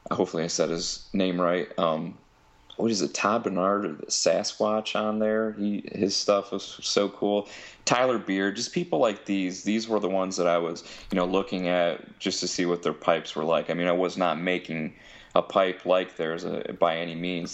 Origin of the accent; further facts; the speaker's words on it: Bellevue, Ohio, United States; I'm from Bellevue, Ohio. It's just a small town in Ohio